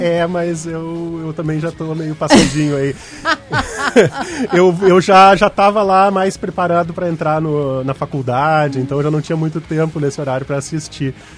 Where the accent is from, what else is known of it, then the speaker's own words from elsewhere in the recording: South Region, Brazil; accent: southern; ele é do sul, pelo sotaque da minha fala